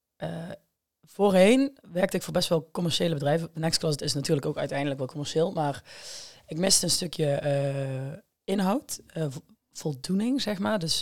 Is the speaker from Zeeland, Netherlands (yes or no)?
no; Hegelsom, Limburg, Netherlands; now in Amsterdam, Netherlands; ik kom uit Hegelsom. Ik woon tegenwoordig in Amsterdam